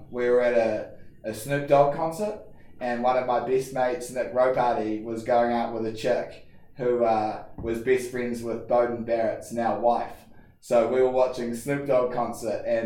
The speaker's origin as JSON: {"language": "English", "region": "Auckland", "country": "New Zealand", "tie": "born or raised there", "moved": "as an adult", "lives_now": "United States", "said": "I grew up in Auckland and went to King's College"}